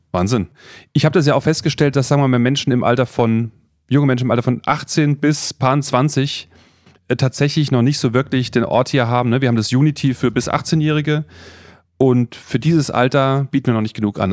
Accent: Freiburg, Baden-Württemberg, Germany; now in Friedberg, Germany; ich bin ja in Freiburg aufgewachsen

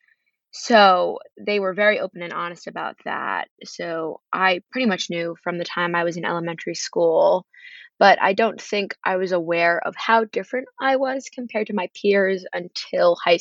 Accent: Carmel, New York, United States; moved away as an adult; I come from Carmel, New York, which is about an hour north of New York City

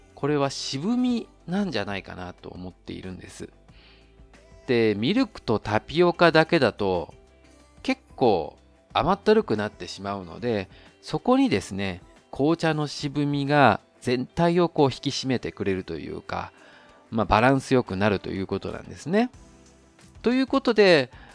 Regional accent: Japan; moved away as an adult; now in Taiwan; 日本の僕台湾人パートナーを持つ日本人

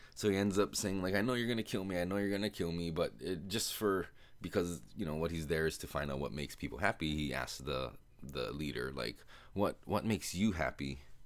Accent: United States; accent: American; my American accent

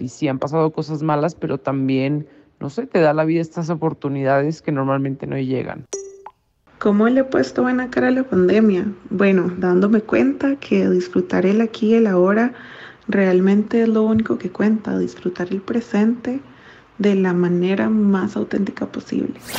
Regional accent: Germany; la mejor amiga de Joana y soy de Alemania

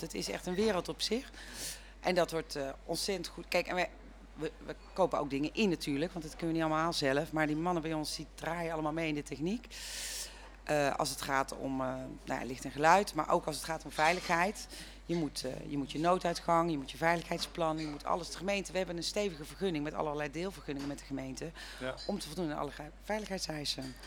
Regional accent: North Brabant, Netherlands; moved away as an adult; now in Woerden, Netherlands; Ik kom uit Brabant

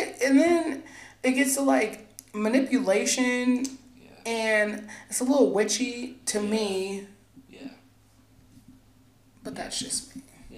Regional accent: Alaska, United States; born there; I was born in Alaska.

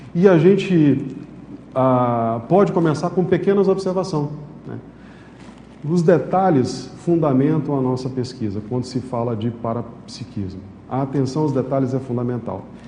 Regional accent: São Luís, Maranhão, Brazil; moved away; also born or lived in Manaus; eu morava em São Luís, eu sou maranhense

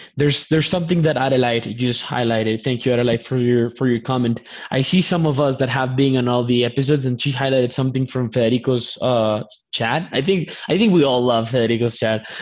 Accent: Colombia; English is a second language; I'm, I'm from Colombia. English is my second language

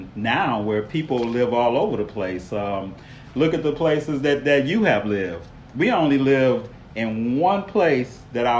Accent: Detroit, Michigan, United States; I grew up in Detroit.

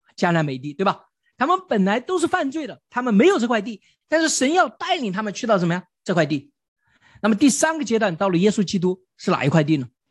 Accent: China; 我们中国人从小就古代就明白了这个道理

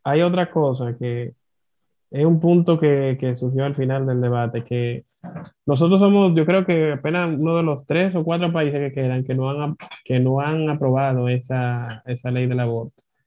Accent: Dominican Republic; como dominicano

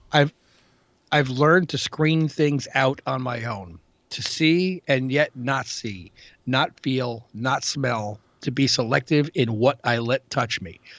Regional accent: New York City, New York, United States; also born or lived in Queens; as a New Yorker.

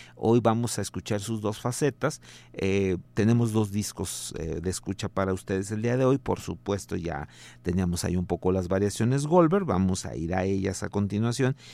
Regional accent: Mexico; como somos tantos este, mexicanos

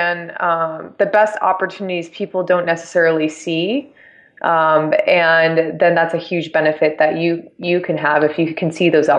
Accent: San Diego, California, United States; Yeah, I grew up in San Diego, absolutely love San Diego.

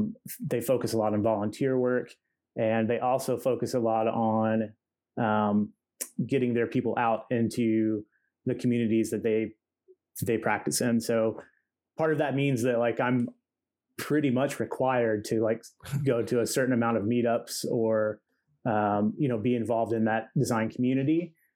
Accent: Ohio, United States; So Cleveland's at like the very top and I'm at the very bottom.

